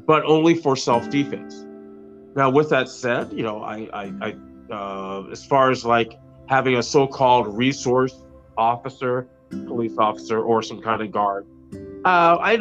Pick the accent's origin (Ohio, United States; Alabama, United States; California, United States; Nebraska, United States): Nebraska, United States; Lincoln; I am from Lincoln, Nebraska